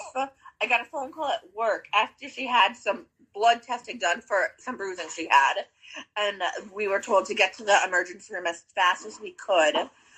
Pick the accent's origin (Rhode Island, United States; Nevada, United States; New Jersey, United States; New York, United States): Rhode Island, United States; Foster; moved away as an adult; now in Warwick, United States; I grew up in Foster, Gloucester.